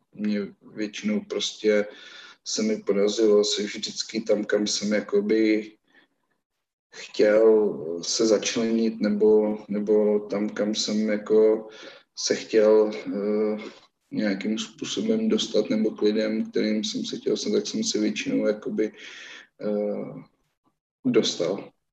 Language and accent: Czech; Lázně Bohdaneč, Pardubice Region, Czechia; u nás v Lázních Boranči v takovém prostě menším lázeňském fitku